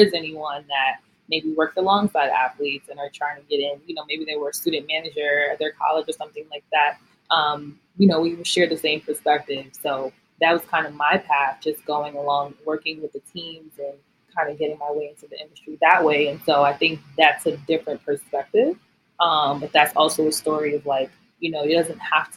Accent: New York City, New York, United States; moved away; I am a girl from Brooklyn, New York. Born and raised.

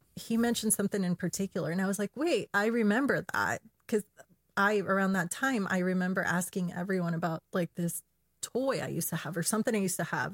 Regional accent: Chile; I'm from Chile

